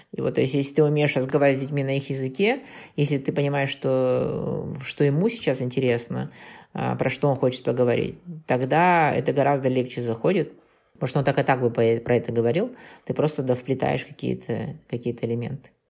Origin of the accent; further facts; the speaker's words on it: Kazakhstan; мы из Казахстана